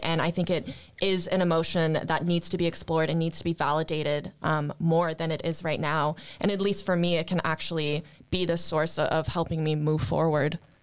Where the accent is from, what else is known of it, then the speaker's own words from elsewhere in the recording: Gatineau, Quebec, Canada; moved away as an adult; now in Sweden; am from Canada, um, a very small town called Gatineau, um, which is close to Ottawa